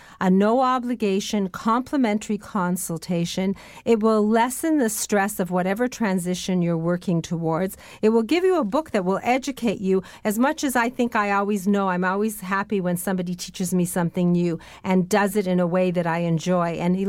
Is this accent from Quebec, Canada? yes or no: no; Welland, Ontario, Canada; I was brought up in the Southern Great Lakes in Welland, and there's all sorts of wonderful things happening in Niagara and in Buffalo.